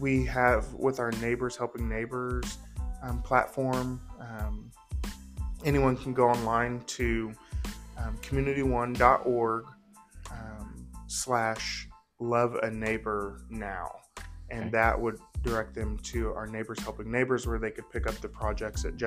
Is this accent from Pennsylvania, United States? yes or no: no; Southern Illinois, United States; moved away as an adult; now in Evansville, United States; I'm originally from Southern Illinois.